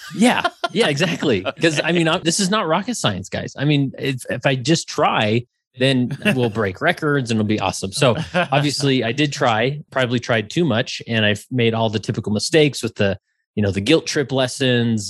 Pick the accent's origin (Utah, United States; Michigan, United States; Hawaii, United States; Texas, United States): Utah, United States; West Valley City; I grew up in West Valley City, Utah